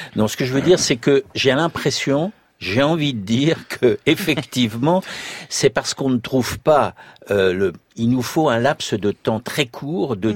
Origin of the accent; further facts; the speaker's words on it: Annonay, Auvergne-Rhône-Alpes, France; je suis originaire de la région d'Anone